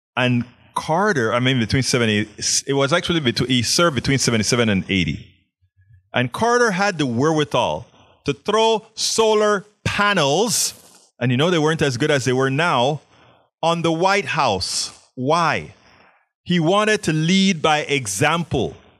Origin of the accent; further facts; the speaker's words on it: Panama; moved away; I was always a science nerd growing up in Panama.